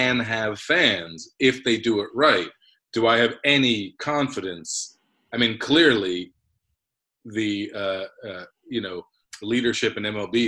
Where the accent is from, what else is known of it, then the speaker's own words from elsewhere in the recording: New York, United States; as a New Yorker